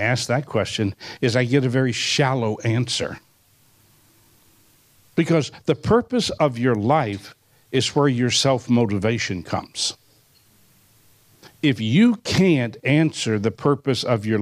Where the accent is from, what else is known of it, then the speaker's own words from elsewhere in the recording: New Orleans, Louisiana, United States; I was born in New Orleans